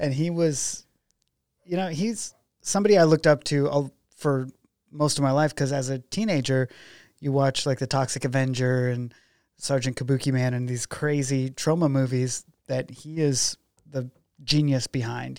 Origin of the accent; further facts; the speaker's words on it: McKenzie River, Oregon, United States; I grew up out on the Mackenzie River